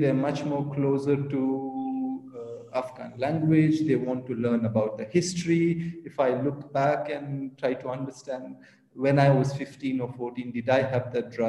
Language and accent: English; Kolkata, West Bengal, India; first language Pashto; English is a second language; also born or lived in Bihar/Chhattisgarh, India / Cardiff, United Kingdom; now in Oman; identify myself as an Indian Afghan, to be very precise. I grew up in Kolkata, was born in Bukhara, in Bihar, which is now in Chhattisgarh, I think. I'm a passionate rugby player. I live now in Oman.